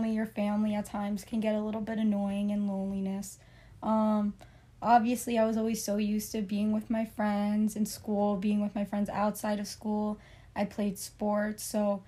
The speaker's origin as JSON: {"language": "English", "town": "Cliffside Park", "region": "New Jersey", "country": "United States", "tie": "born or raised there", "said": "I was also born and raised in New Jersey in a town called Cliffside Park"}